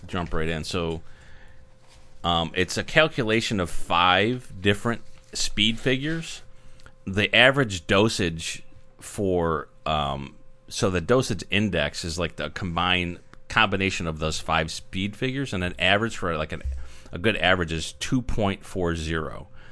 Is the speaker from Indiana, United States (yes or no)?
no; New York, United States; born and raised in New York